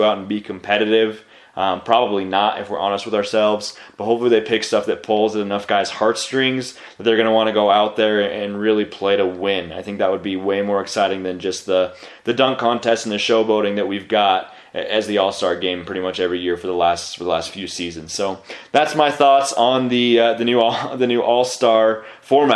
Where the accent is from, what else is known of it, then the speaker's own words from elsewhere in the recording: the West, United States; I was born and raised in the West. I've always lived in the West